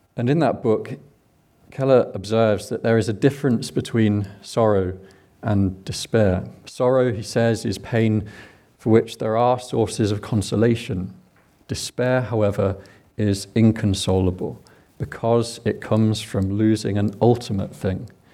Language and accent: English; England, United Kingdom; accent: English; now in Scotland, United Kingdom; I'm English